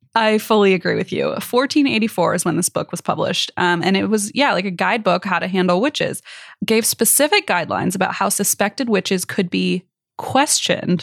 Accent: Midwest, United States; as a kid growing up in the Midwest

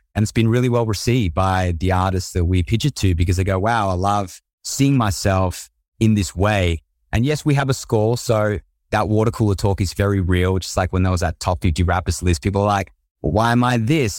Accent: Australia; accent: Aussie; I'm from Australia, I've got an Aussie accent

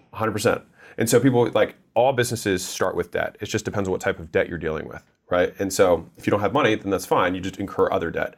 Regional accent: United States; I was born in America

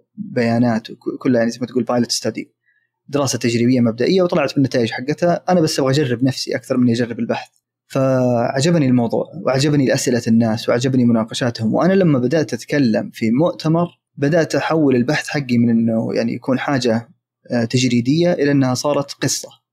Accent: Saudi Arabia; also born or lived in Manchester, United Kingdom; في التعليم عندنا في السعوديه

